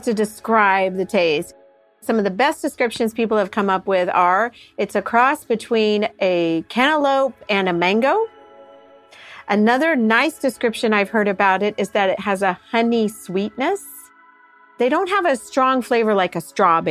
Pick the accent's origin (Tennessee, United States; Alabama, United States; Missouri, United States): Missouri, United States; moved away; I'm originally from Missouri